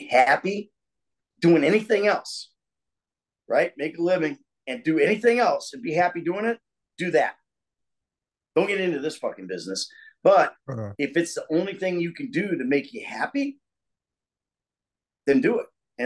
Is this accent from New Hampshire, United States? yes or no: no; Danville, Illinois, United States; also born or lived in New York; now in Atlanta, United States; my hometown, Danville, Illinois